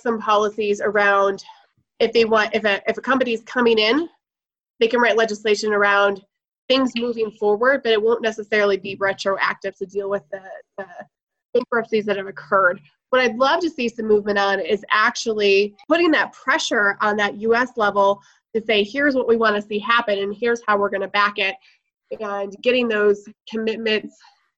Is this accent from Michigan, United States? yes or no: yes; Michigan, United States; now in Laramie, United States; I was born and raised in Michigan